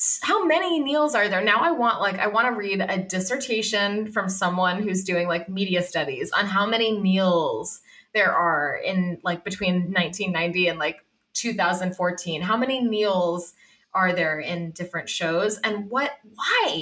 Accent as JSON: {"language": "English", "region": "Massachusetts", "country": "United States", "moved": "yes", "said": "I'm from Massachusetts originally."}